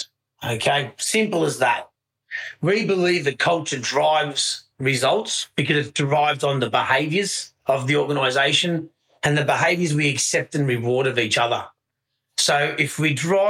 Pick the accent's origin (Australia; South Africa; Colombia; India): Australia; moved away as an adult; I'm an Aussie, but I've been living here actually for on and off for about 22 years now.